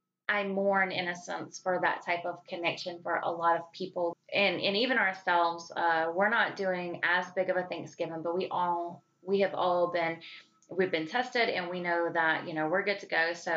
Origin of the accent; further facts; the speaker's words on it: the South, United States; accent: Southern twang; So we're from the South, and the throwdown goes extremely deep when it comes to hereditary cooking.